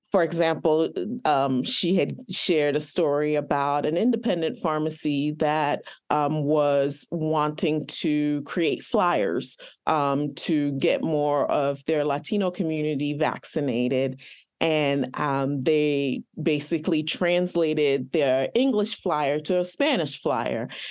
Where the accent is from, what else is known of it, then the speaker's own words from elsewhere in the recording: Nigeria; I am Nigerian